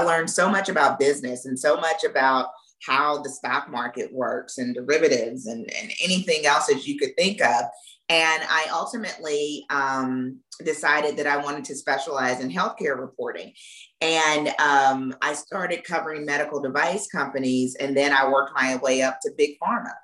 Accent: Florence, Alabama, United States; moved away; also born or lived in Mississippi; I grew up in Florence, Alabama

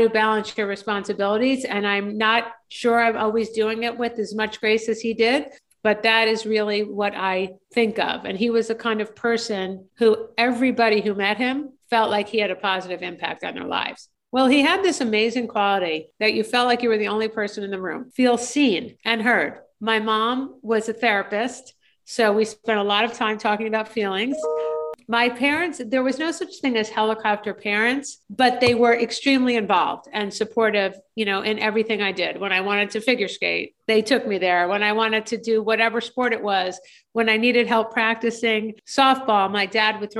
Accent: a suburb of New York City in New Jersey, United States; also born or lived in Michigan; I was raised in a suburb of New York City in New Jersey

